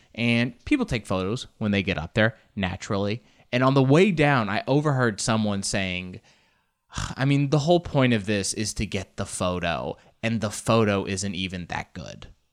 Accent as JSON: {"language": "English", "country": "United States", "tie": "born or raised there", "said": "I grew up in the States"}